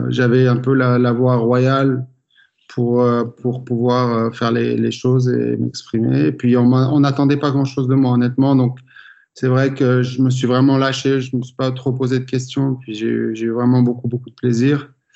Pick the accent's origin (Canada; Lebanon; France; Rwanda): France; en tant que Français